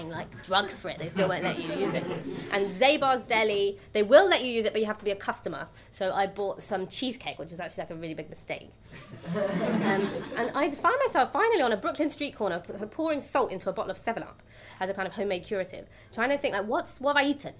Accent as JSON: {"language": "English", "region": "England", "country": "United Kingdom", "moved": "as an adult", "lives_now": "New York, United States", "said": "my \"of course\" kind of outed me as English"}